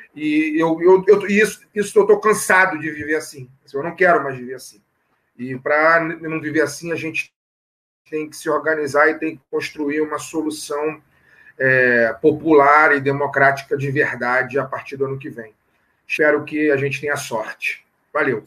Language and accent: Portuguese; Rio de Janeiro, Brazil; sou nascido aqui no Rio, né? Vivo no Rio de Janeiro